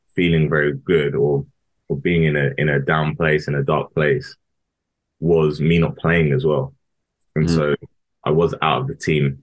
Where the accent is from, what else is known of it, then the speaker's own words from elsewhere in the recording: Harrow, London, United Kingdom; I'm from Harrow. I grew up in Harrow